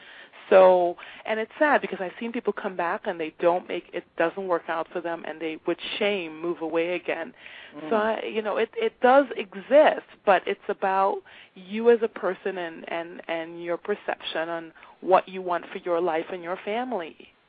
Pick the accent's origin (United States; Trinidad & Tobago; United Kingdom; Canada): Trinidad & Tobago; born there; I thought I knew the Caribbean. Oh, my gosh, I was born in Trinidad. I know the Caribbean.